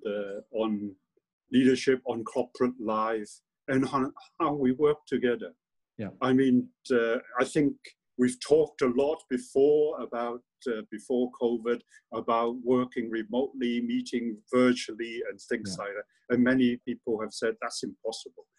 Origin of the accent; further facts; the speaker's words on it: Hong Kong; moved away as an adult; also born or lived in London; I was born in Hong Kong, and I was. I did my primary and secondary education in Hong Kong.